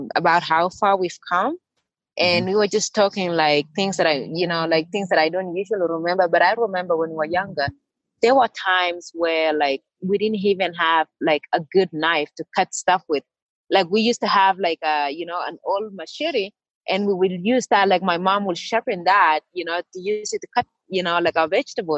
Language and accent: English; Kenya; moved away as an adult; also born or lived in Iowa / Kansas / New Mexico; now in Flagstaff, United States; I grew up in Kenya and running was a way of life